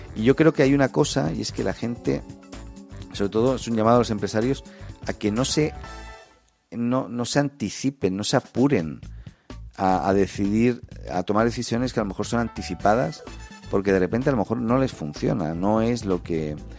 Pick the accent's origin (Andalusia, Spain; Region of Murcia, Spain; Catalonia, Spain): Catalonia, Spain; Barcelona; now in Chile; Yo, vengo de España, ¿no? Yo soy de Barcelona